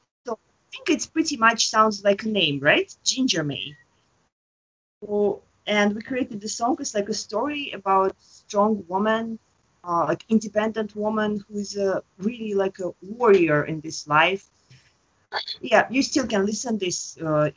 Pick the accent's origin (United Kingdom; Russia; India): Russia; moved away as an adult; also born or lived in Moscow; now in Tokyo, Japan; I'm from Russia